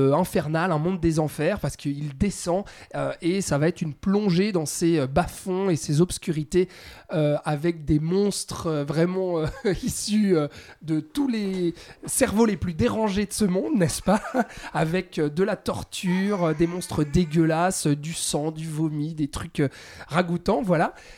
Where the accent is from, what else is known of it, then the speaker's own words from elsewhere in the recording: Switzerland; chez nous en Suisse